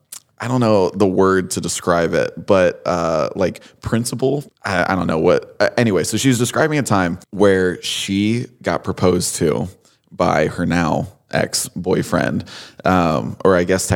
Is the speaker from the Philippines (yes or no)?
no; Connecticut, United States; So I'm from Connecticut.